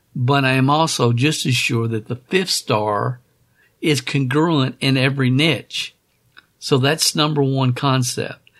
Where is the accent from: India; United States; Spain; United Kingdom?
United States; Kentucky; growing up in Kentucky